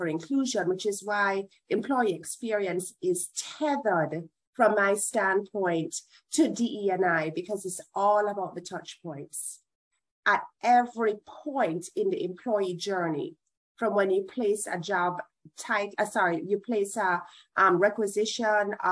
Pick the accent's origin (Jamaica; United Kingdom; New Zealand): Jamaica; moved away as an adult; now in United States; I'm Jamaican.